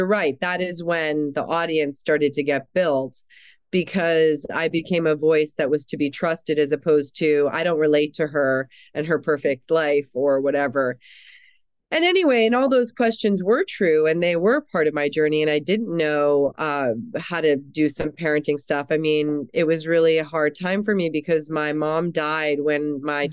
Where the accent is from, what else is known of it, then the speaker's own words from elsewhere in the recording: New York City, New York, United States; also born or lived in Germany; I'm was born in Europe. I'm still a German citizen. I was raised in New York City